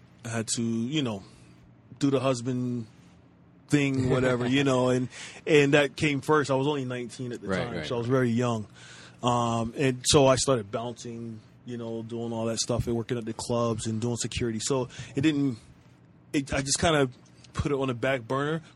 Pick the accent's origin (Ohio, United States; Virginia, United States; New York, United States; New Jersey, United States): New Jersey, United States; also born or lived in North Carolina; now in Philippines; I was born in North Carolina, and I was raised by my grandmother in New Jersey